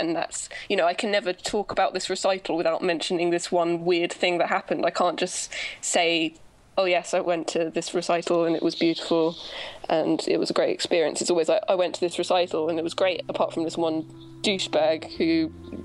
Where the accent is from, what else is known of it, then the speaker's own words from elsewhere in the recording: Brighton, South East England, United Kingdom; I say Brighton